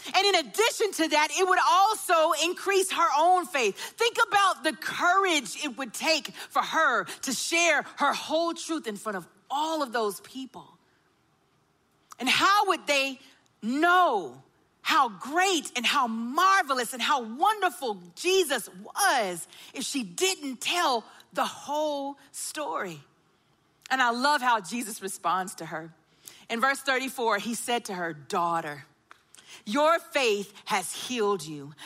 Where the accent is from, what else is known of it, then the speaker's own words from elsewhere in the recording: Augusta, United States; I grew up in Augusta and I was the daughter of a pastor